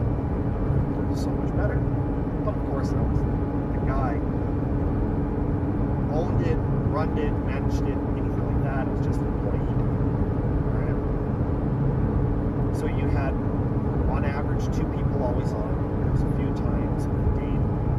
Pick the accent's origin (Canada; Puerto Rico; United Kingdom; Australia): Canada; I'm from Canada